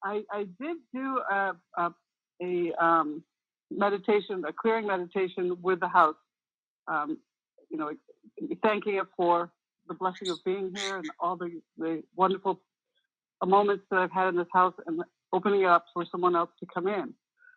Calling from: Conyers, Georgia, United States; moved away; I'm calling from Conyers.

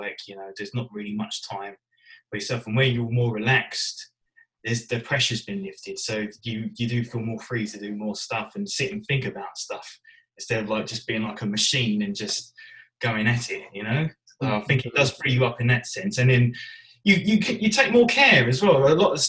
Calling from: East of England, United Kingdom; I'm from Essex.

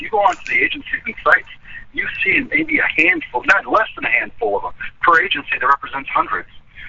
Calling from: Studio City, California, United States; Calling from Studio City.

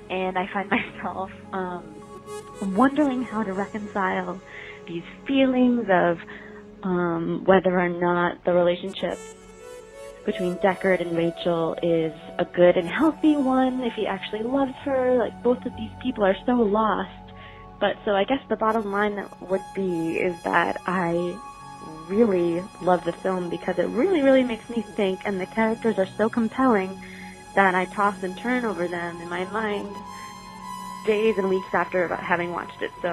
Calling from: Lincoln, Massachusetts, United States; I'm from Lincoln, Mass.

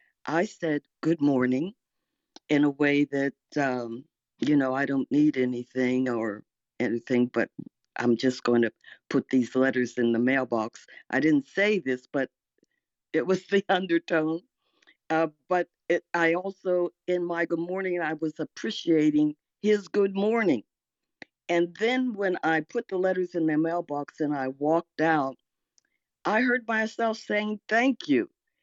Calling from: Arlington, Virginia, United States; And I'm in Arlington, Virginia.

